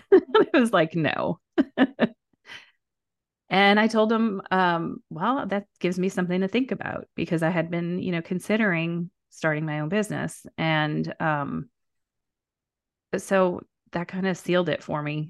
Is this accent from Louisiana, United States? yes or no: yes; New Orleans, Louisiana, United States; I'm from New Orleans